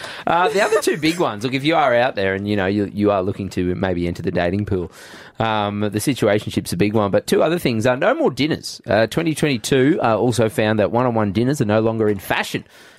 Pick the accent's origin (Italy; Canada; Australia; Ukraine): Australia; Goondiwindi, Queensland; moved away; I grew up in Gundawindi.